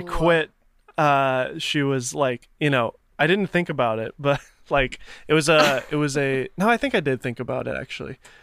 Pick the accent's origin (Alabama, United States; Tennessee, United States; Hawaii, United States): Tennessee, United States; Nashville; I'm from Tennessee, from Nashville